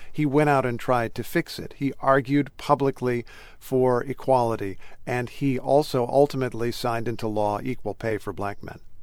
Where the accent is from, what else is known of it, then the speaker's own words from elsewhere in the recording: Indiana, United States; I grew up in Indiana